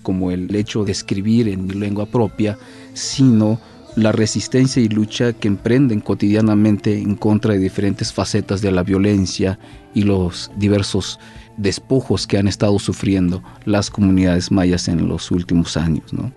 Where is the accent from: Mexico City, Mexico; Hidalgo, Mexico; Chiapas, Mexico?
Chiapas, Mexico; San Andrés Larráinzar; soy poeta originario del estado de Chiapas, hablante de la lengua maya tzotzil. Soy del pueblo de San Andrés, Sacamchen